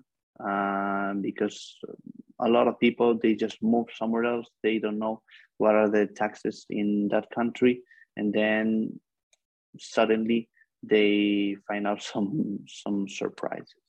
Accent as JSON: {"language": "English", "town": "Barcelona", "region": "Catalonia", "country": "Spain", "said": "I'm from Barcelona, Spain"}